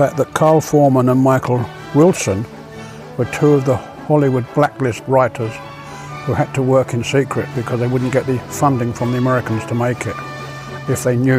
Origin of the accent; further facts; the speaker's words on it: Croydon, London, United Kingdom; born there; accent: English; Because I was born in West Croydon.